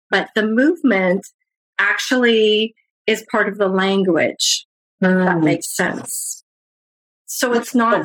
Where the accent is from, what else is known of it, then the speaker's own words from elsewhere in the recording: Canada; I'm from Canada